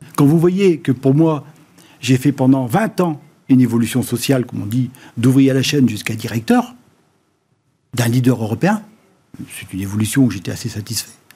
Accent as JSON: {"language": "French", "town": "Noirmoutier-en-l'Île", "region": "Pays de la Loire", "country": "France", "said": "je viens de Normoutier"}